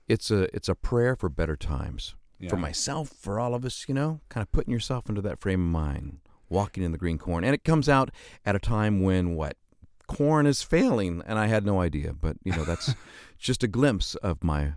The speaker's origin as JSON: {"language": "English", "town": "Stockton", "region": "California", "country": "United States", "tie": "born or raised there", "said": "Stockton, California."}